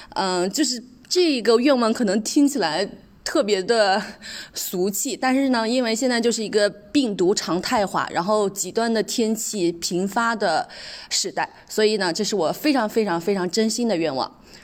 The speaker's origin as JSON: {"language": "Chinese", "region": "Anhui", "country": "China", "tie": "born or raised there", "also_born_or_lived": "Beijing", "moved": "as an adult", "said": "这是我们 呃，安徽当地的一个酒厂给予我高考的奖励"}